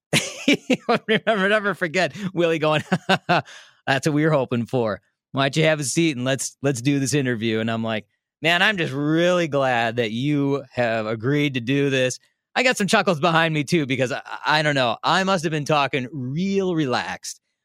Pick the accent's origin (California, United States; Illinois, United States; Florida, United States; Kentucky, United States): Illinois, United States; Des Plaines; now in Milwaukee, United States; I grew up in Des Plaines